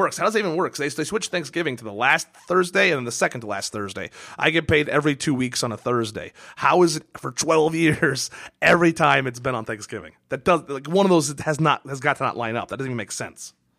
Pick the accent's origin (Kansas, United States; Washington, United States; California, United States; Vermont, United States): Washington, United States; Kirkland; born or raised there; moved away